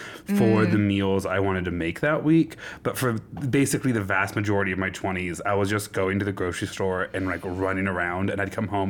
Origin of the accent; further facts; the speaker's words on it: Nebraska, United States; I'm from Nebraska